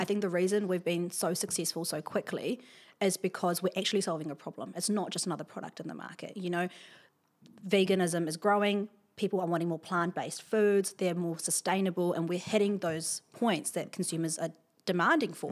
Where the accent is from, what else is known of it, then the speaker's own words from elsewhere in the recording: Wellington, New Zealand; I'm from, here from Wellington. I grew up in Beerenpaw, uh, went to Beerenpaw School